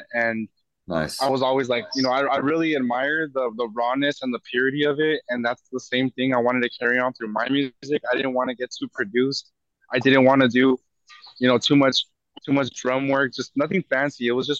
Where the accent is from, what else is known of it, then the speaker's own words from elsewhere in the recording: California, United States; I was born and raised in California.